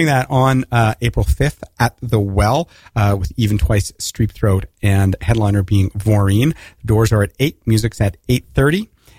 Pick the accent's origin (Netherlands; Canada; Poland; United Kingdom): Canada; moved away as an adult; now in United States; North of the border, but I've spent the last 25 years south of the border.